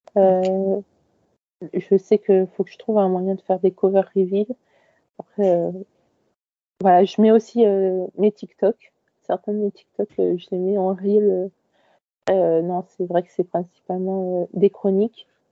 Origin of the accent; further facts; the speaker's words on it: Paris region, Île-de-France, France; also born or lived in Créteil; j'ai toujours grandi en région parisienne. Euh, j'étais euh, à Créteil pendant presque tout mon collège. Et ensuite, je suis arrivée sur Paris même